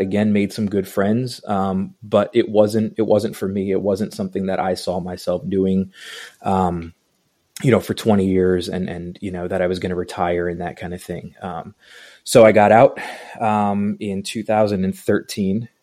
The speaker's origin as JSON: {"language": "English", "area": "Long Island", "region": "New York", "country": "United States", "tie": "born or raised there", "moved": "yes", "lives_now": "Atlanta, United States", "said": "I grew up in New York, um, Long Island, New York"}